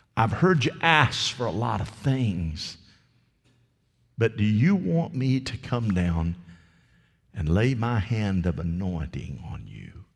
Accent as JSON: {"language": "English", "country": "United States", "tie": "born or raised there", "said": "I was raised here in Polk County."}